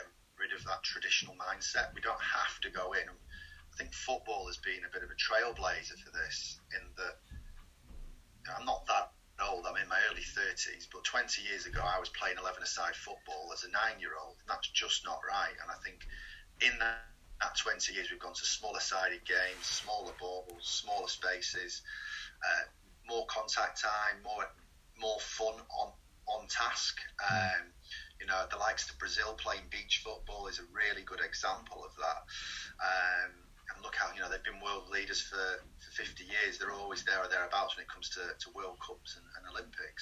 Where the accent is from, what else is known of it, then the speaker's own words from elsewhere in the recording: Wigan, North West England, United Kingdom; moved away as an adult; also born or lived in Southland, New Zealand; I was brought up in Wigan.